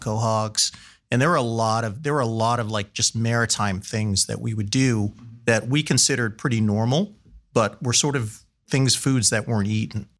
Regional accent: Massachusetts, United States; moved away as an adult; also born or lived in San Francisco / Washington, D.C.; now in Columbus, United States; growing up in the East, again, two miles from the water, we used to go cohogging.

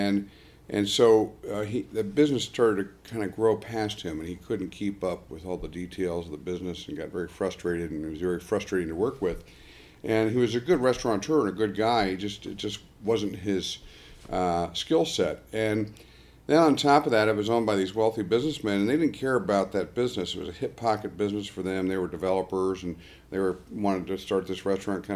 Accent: Arlington, United States; I grew up in Arlington, and Arlington's a very affluent community.

